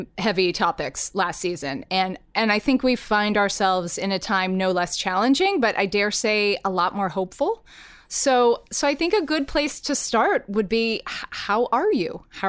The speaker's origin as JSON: {"language": "English", "town": "Atlanta", "region": "Georgia", "country": "United States", "tie": "born or raised there", "said": "I grew up in Atlanta, Georgia, where MLK Drive was, you know, a place I knew how to drive to."}